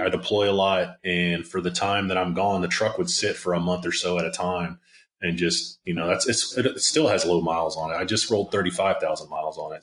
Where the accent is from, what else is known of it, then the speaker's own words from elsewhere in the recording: Maryland, United States; I grew up on the East Coast in Maryland